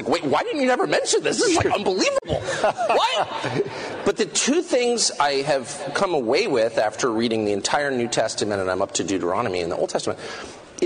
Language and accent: English; United States; I'm American.